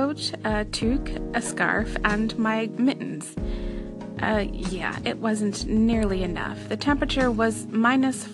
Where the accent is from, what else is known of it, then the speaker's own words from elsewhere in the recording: United States; moved away as an adult; also born or lived in Pennsylvania / upstate New York; now in Canada; the snow in the areas of Canada that I've lived in is not what I was used to from Pennsylvania or upstate New York.